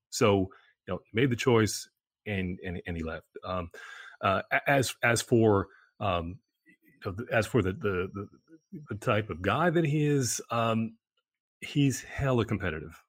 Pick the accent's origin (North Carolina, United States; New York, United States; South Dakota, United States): New York, United States; as a New Yorker